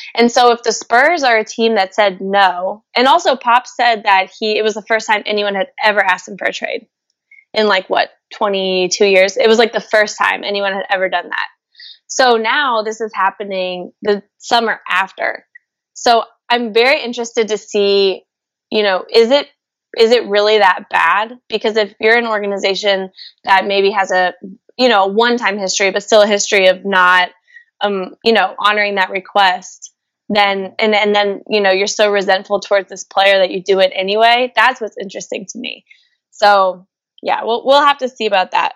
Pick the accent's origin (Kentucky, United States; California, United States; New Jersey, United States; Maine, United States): Kentucky, United States; Louisville; moved away; I'm from Louisville, Kentucky.